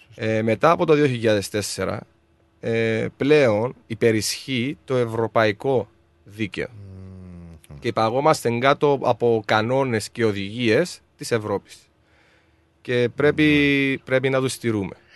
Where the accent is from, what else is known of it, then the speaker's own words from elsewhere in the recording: Larnaca, Larnaca District, Cyprus; moved away as an adult; now in Melbourne, Australia; Στην όμορφη Λάρναγα είναι η, η πόλη μου η Λάρναγα